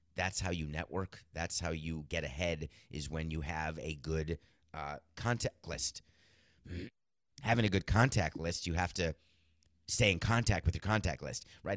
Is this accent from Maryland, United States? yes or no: no; New York, United States; also born or lived in Milwaukee, Wisconsin; I was born in Milwaukee and I moved out of Milwaukee, uh, forcefully, but no problem. grew up in New York